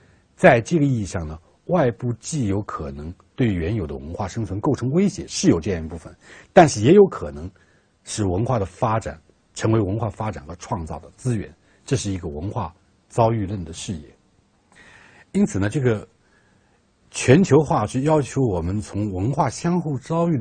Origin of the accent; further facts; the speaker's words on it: China; 比如说中国人，我们是中国人，我们要成为什么样的中国人？